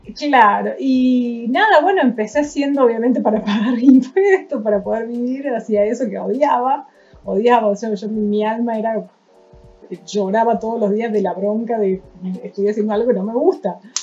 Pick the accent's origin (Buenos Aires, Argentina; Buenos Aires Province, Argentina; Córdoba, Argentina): Córdoba, Argentina; San Francisco; de San Francisco, Córdoba